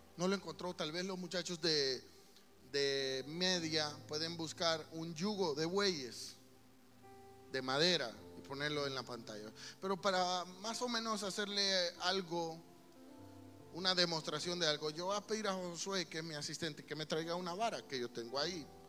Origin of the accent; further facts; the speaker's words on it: El Salvador; somos salvadoreños